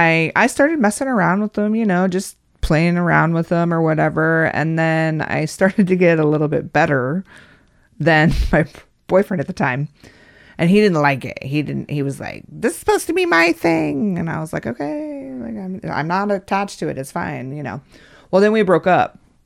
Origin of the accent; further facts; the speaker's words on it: Casper, Wyoming, United States; Casper, Wyoming.